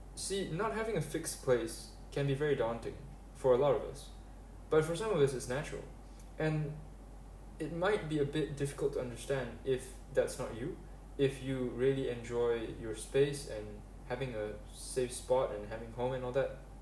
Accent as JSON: {"language": "English", "country": "Malaysia", "tie": "born or raised there", "said": "I grew up in Malaysia, and I've stayed here permanently"}